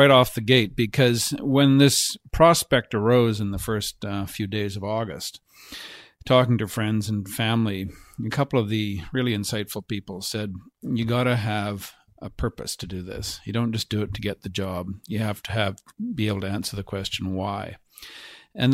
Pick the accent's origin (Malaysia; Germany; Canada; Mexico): Canada; Kamloops, British Columbia; also born or lived in Alberta / Dease Lake / Campbell River / Lillooet; now in Vancouver, Canada; I grew up in Kamloops, and as I said, we didn't have a lot of cash by any measure, and then ended up, because my dad's job got moved to Alberta, ended up at the University of Alberta, went to medical school there